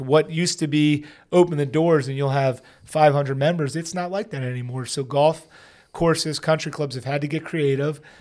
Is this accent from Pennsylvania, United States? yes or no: yes; Pennsylvania, United States; I'm from Pennsylvania